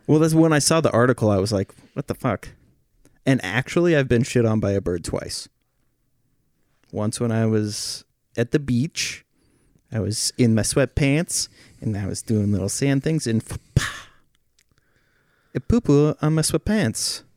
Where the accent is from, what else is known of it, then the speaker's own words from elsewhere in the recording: Oregon, United States; when I was growing up in Oregon